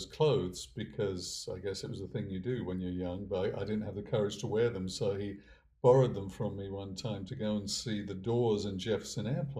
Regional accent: Hertfordshire, East of England, United Kingdom; moved away as an adult; now in United States; growing up in Hertfordshire

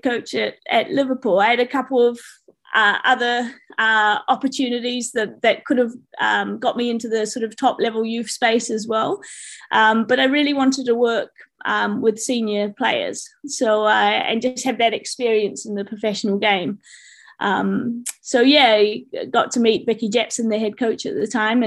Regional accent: New Zealand; moved away; I'm a Kiwi

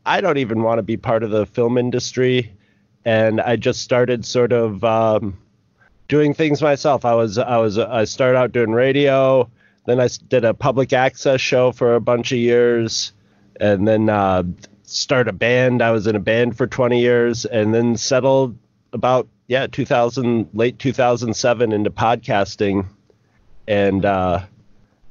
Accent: upstate New York, United States; also born or lived in Rochester, New York; I'm a lowly farm boy from upstate New York

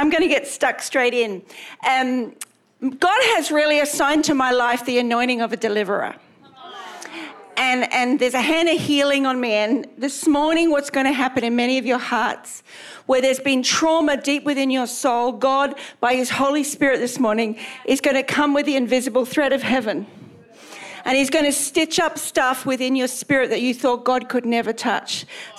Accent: Australia; also born or lived in England; If you can't work out my accent, I'm Australian, and my husband and I went to England in 1991 to plant a church, and we were there 29 years.

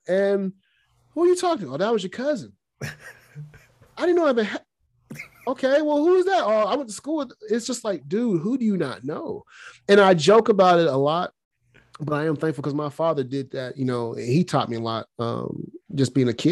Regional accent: Alabama, United States; moved away; I'm from Alabama.

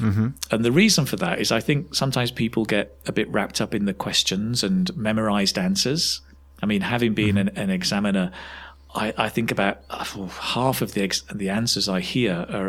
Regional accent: Manchester, North West England, United Kingdom; moved away as an adult; also born or lived in China; now in Spain; I come from Manchester originally in England.

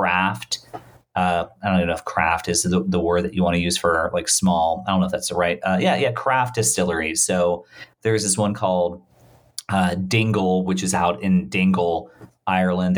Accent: Bermuda; I was born in Bermuda

